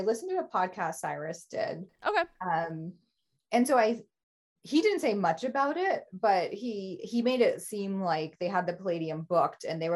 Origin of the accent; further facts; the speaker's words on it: Florida, United States; We're from Florida, but this like